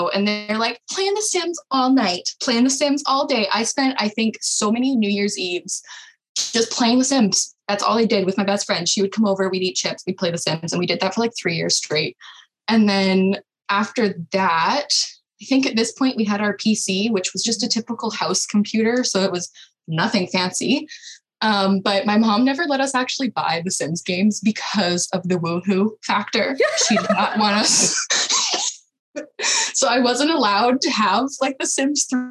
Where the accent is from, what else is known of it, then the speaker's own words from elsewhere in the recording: Canada; as a Canadian